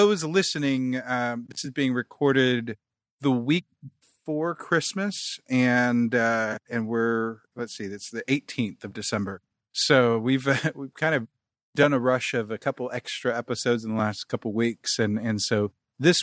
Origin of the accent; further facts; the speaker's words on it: Kansas City, United States; moved away; growing up in Kansas City